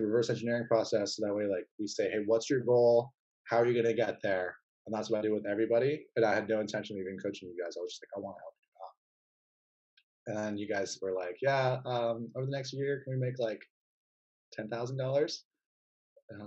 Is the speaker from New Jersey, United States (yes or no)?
no; Silicon Valley, California, United States; I grew up in Silicon Valley